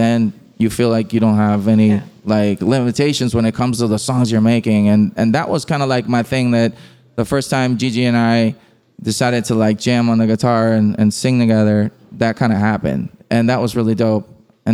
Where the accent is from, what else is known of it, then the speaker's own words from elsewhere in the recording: Puerto Rico; we grew up listening to reggaeton in Puerto Rico